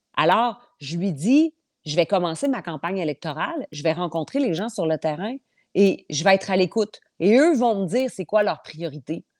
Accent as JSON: {"language": "French", "area": "eastern Portneuf", "region": "Quebec", "country": "Canada", "said": "Moi, je viens de l'ouest, euh, mm. je viens de l'est de Portneuf."}